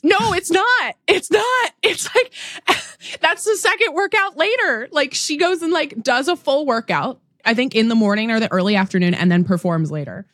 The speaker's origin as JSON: {"language": "English", "town": "Seattle", "region": "Washington", "country": "United States", "tie": "born or raised there", "said": "I grew up in the Seattle area."}